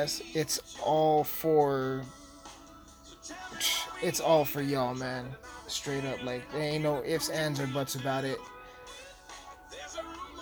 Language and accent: English; Alamosa, Colorado, United States; my hometown has this, like, local stage